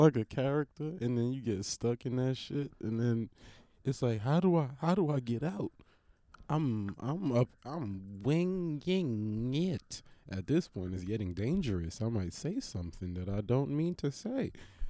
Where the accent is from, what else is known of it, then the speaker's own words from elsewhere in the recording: New York, United States; born there; Maybe I was born in New York by accident, and I was supposed to be from Tennessee.